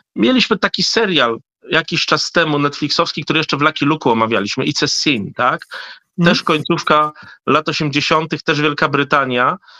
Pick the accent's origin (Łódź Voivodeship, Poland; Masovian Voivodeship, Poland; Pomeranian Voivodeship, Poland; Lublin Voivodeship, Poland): Lublin Voivodeship, Poland; Hrubieszów; born or raised there; now in Warsaw, Poland